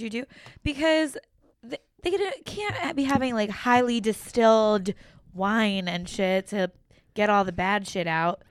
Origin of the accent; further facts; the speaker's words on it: New Jersey, United States; accent: real Jersey; You should hear me when I get off the phone with my mom if you wanna hear me real Jersey